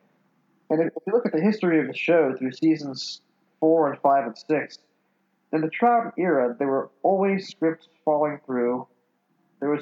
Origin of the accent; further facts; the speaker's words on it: New York, United States; I was born in the early 70s, and I was born in New York